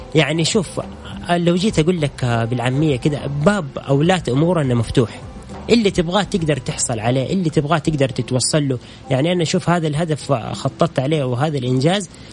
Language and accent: Arabic; Saudi Arabia; كاول سعودي